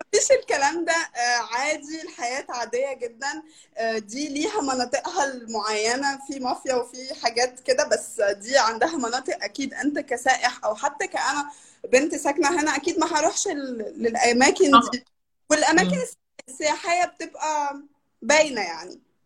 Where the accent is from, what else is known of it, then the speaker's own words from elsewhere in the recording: Brazil; هي أكبر بلد في في أمريكا اللاتينية وخامس أكبر بلد في العالم واحنا تقريبا 200 مليون نسمة